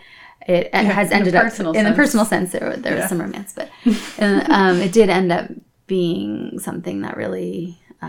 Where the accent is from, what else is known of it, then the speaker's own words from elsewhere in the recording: Columbus, Ohio, United States; moved away as an adult; also born or lived in Worthington, Ohio; now in Santa Cruz, United States; I grew up in Columbus, Ohio, just north of there, Worthington